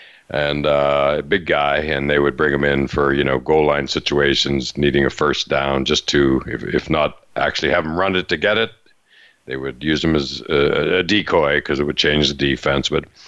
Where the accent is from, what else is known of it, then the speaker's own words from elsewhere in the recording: Western Pennsylvania, United States; moved away; I'm from Western PA, a lot of friends still there